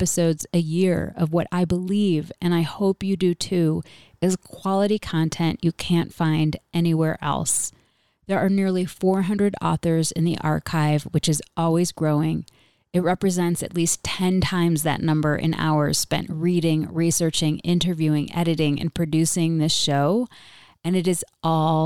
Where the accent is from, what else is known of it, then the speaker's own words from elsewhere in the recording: Rochester, New York, United States; my hometown of Rochester, New York